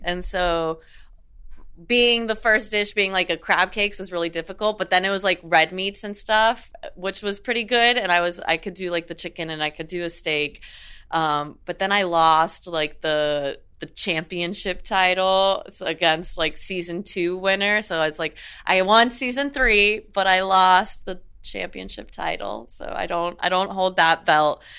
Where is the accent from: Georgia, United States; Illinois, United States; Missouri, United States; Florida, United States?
Florida, United States; South; I grew up in South Florida